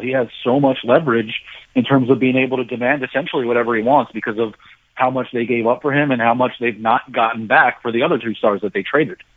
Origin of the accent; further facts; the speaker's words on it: New Jersey, United States; I grew up in New Jersey